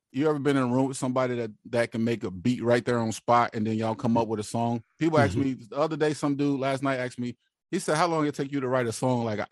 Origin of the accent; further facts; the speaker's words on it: West Coast, United States; also born or lived in Mississippi; now in San Diego, United States; I was born in the South and I was raised in the West